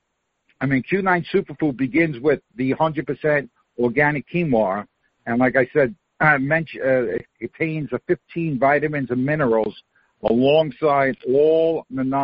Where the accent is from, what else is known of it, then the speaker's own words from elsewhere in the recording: New York, United States; moved away as an adult; now in Florida, United States; I was born and raised in Queens, New York